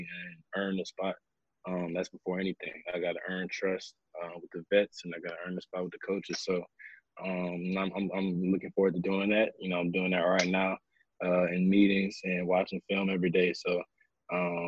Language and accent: English; Louisiana, United States; I'm from Louisiana